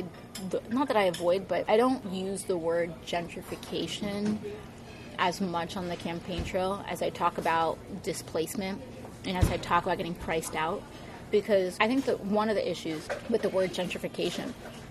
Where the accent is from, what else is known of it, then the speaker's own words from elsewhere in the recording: New York City, New York, United States; also born or lived in Puerto Rico; My family, a lot of my family is from Hunts Point, like Longwood, Southern Boulevard area. So I grew up a lot around there